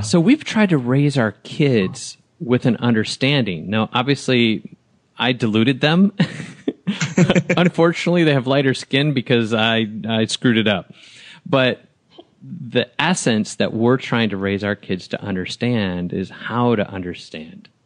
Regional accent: Wisconsin, United States; moved away as an adult; also born or lived in Huntsville, Alabama / Atlanta; I was raised in Wisconsin

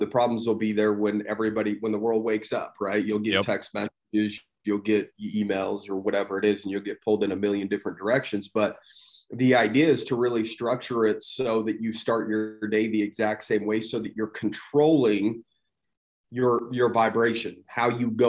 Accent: St. George, Utah, United States; grew up in St. George, Utah, small town. It's grown quite a bit since I was younger, still live here

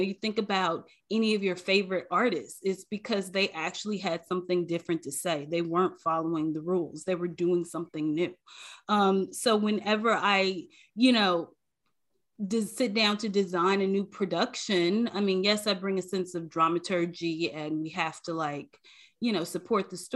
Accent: Chicago, Illinois, United States; moved away; growing up in Chicago, you know, like, I didn't grow up in the suburbs. I grew up in the city.

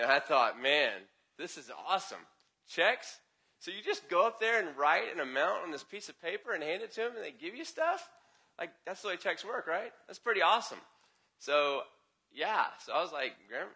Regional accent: the South, United States; I'm from the South

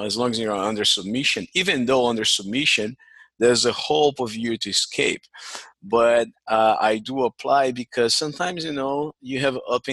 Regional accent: Rio de Janeiro, Brazil; English is a second language; moved away as an adult; now in United States; I grew up I was born in Estácio, near mm-hmm. to Tijuca.

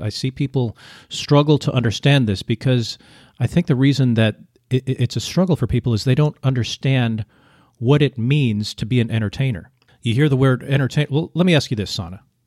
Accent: United States; moved away as an adult; now in Vietnam; you grow up as an American and you don't have to learn a second language

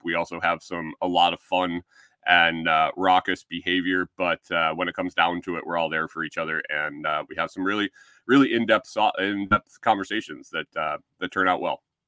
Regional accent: Western New York, United States; moved away; I grew up in Western New York

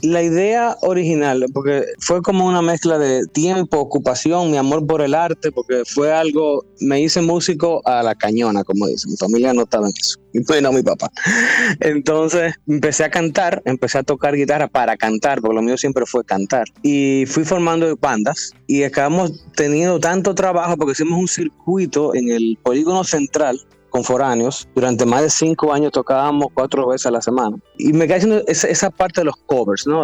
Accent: Dominican Republic; como todo dominicano, está como en el, tapiz del background de toditos nosotros

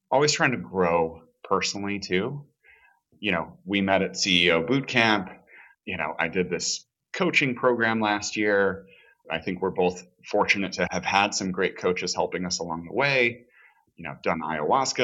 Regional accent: Chicago, Illinois, United States; moved away as an adult; now in Los Angeles, United States; I'm originally from Chicago. I live in LA now. I've been here about 17, 18 years

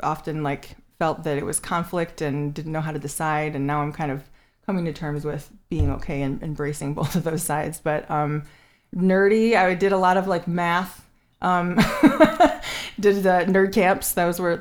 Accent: Chelsea, Michigan, United States; now in Ann Arbor, United States; I grew up in Chelsea

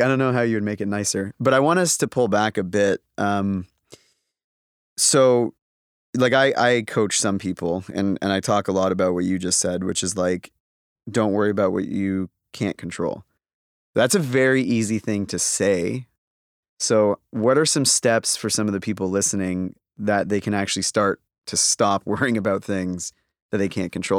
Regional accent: Toronto, Ontario, Canada; I'm from Toronto.

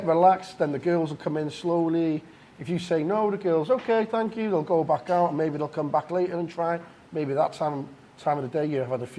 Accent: Wales, United Kingdom; Wales, sir.

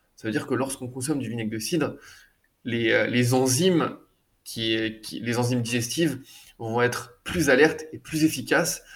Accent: France; now in Barcelona, Spain; chez moi en France

